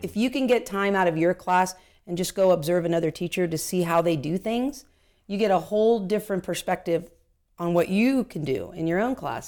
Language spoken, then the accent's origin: English; Anaheim, California, United States; I was born and raised in Anaheim